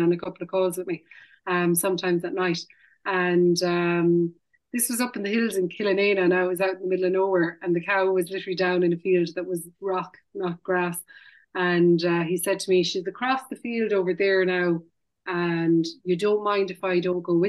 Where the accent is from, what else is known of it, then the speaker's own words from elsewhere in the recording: Parteen, Munster, Ireland; also born or lived in Limerick; I am actually from Partine, which is about a half a kilometre over the Clare border. But both my parents are Limerick, and we were kind of brought up Limerick